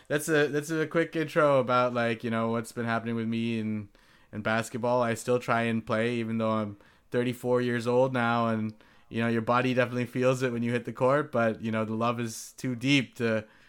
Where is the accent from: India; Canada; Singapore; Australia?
Singapore; also born or lived in Long Beach, United States; I was born in Long Beach, California, the home of the Snoop Dogg, just nearby to LA. So with that, you know, I'm pretty much a lifelong Laker fan. I'll tell you about how, you know, that love story started. Before I turned two, though, my family shifted to Singapore.